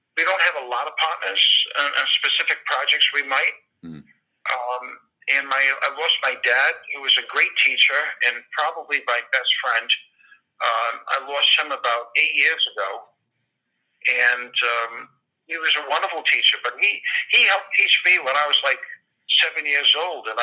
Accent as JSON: {"language": "English", "town": "Providence", "region": "Rhode Island", "country": "United States"}